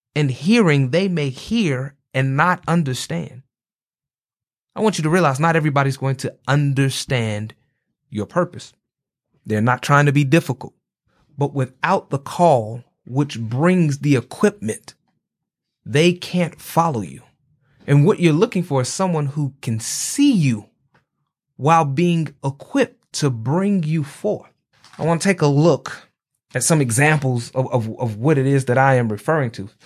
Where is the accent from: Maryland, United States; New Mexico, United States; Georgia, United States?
Georgia, United States; Atlanta; I'm from Atlanta